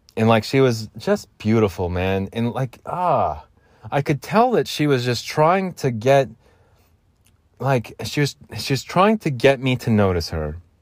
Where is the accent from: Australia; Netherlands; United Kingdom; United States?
United States; Phoenix, Arizona; I'm from Phoenix